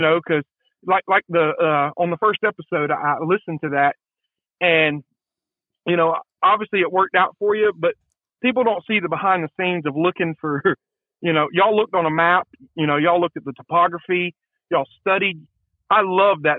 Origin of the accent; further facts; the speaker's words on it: Marietta, United States; also born or lived in Canton; I'm originally from Marietta